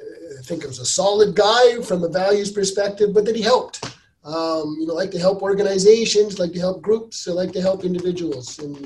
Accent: Kirkland Lake, Ontario, Canada; now in Kemptville, Canada; my hometown, Kirkland Lake, but, you know, I live in Kempville and I work in Winchester.

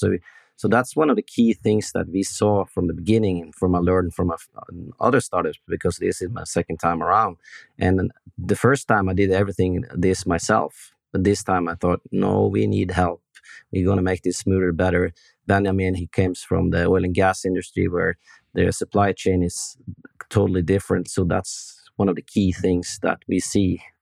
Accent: Norway; We, Norwegian guys

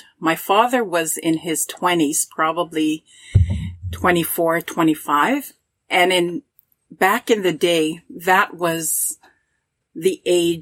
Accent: Uranium City, Saskatchewan, Canada; I was born in Uranium City, one of 16 children. I was raised with 10 brothers and 5 sisters

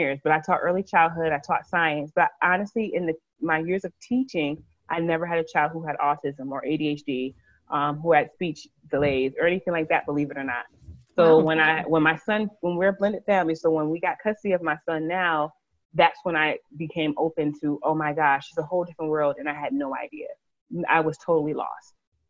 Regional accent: Connecticut, United States; now in Alabama, United States; We live in Alabama. I love where I live. I love my children. I'm truly enjoying being down south. We are originally from Connecticut, so it's a nice big change for us.

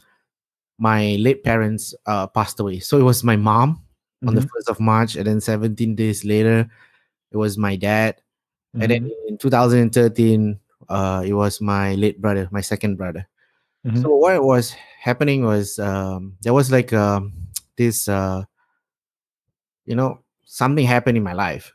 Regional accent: Singapore; I'm from Yishun in Singapore

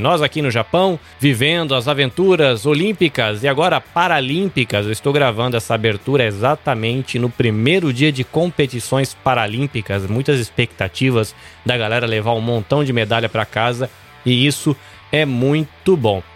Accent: interior of São Paulo, Brazil; moved away; also born or lived in Salvador, Bahia; eu sou de Salvador, na Bahia, mas eu cresci no interior de São Paulo

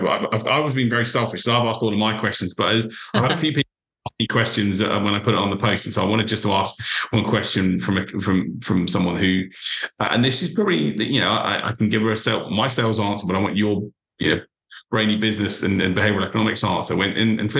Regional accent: United Kingdom; I'm British, you know, we're very British

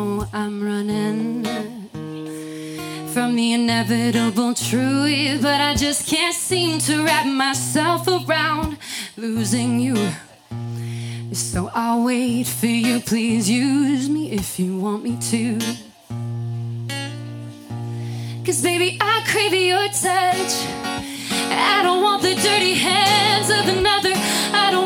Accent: Calgary, Alberta, Canada; I am actually from Canada, Calgary, Alberta

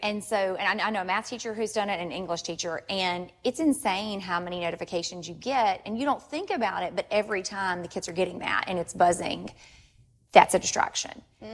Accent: Ruston, Louisiana, United States; I'm actually born and raised in Ruston, so mm-hmm. this is this is home for me.

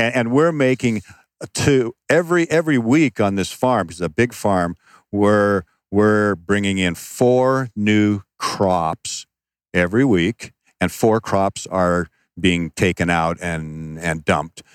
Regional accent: Seattle, Washington, United States; moved away; also born or lived in Phoenix, Arizona; I, I, was raised in Seattle, but at one point we moved to Phoenix, Arizona.

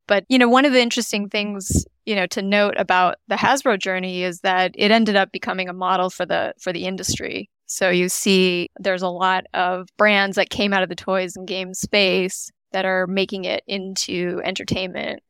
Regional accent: Canada; moved away as an adult; now in United States; I grew up in Canada. I'm Canadian

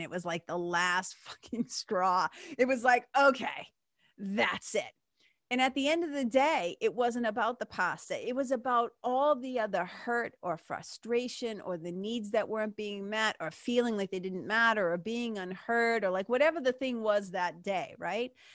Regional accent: Lawrence, Massachusetts, United States; When I grew up in Lawrence, again, story for another day, but growing up in Lawrence in nineteen eighty-four

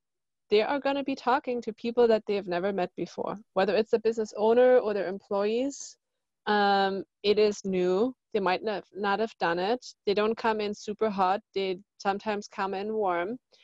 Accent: Germany; now in Laguna Beach, United States; From Germany.

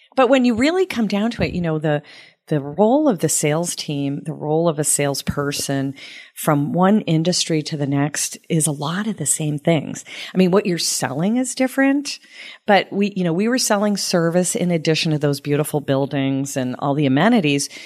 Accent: Sterling, Massachusetts, United States; also born or lived in Phoenix; now in Tampa, United States; I grew up in Massachusetts, and, um, actually a small town, Sterling, Mass, outside of Boston

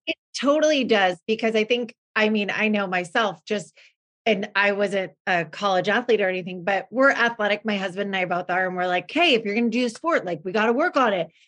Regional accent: Oregon, United States; also born or lived in California; now in West Linn, United States; we are originally from Oregon. I always say this, but we lived in California for 22 years.

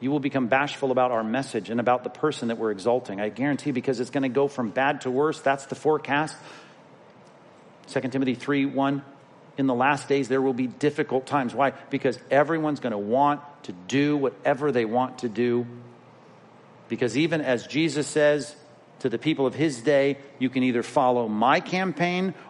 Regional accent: California, United States; I'm from California

